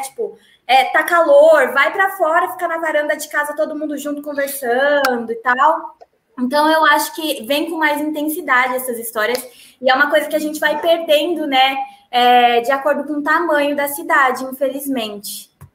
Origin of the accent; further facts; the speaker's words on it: São Paulo, Brazil; eu tenho família no interior de Minas Gerais e eu cresci em São Paulo capital.